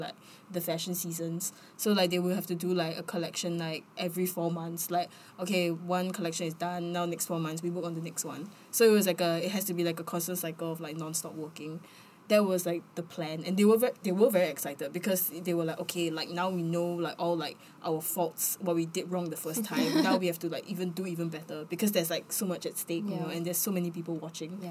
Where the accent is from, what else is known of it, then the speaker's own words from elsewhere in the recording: Singapore; we say Singapore